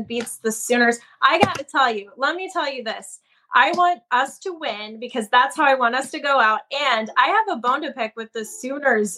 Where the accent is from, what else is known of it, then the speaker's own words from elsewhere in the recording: Stillwater, Oklahoma, United States; I am from Stillwater.